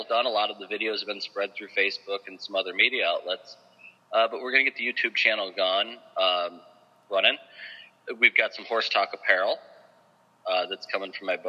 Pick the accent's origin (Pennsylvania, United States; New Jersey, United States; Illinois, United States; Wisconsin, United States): Illinois, United States; Aurora; moved away as an adult; I'm from Aurora